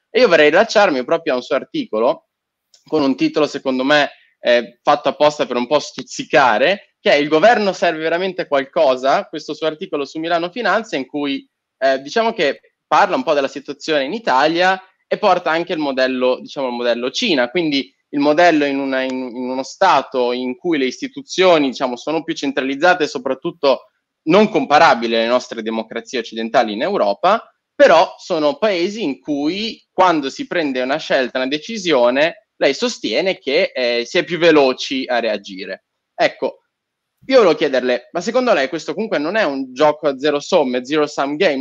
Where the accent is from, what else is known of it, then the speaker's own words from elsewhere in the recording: Turkey; now in Italy; sono nato in Turchia, ma ho vissuto tanti anni in Turchia